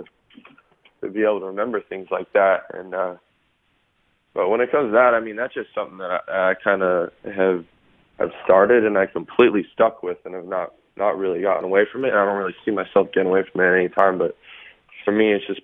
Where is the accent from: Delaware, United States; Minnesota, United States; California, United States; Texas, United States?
California, United States; Los Angeles; Sherman Oaks Little League.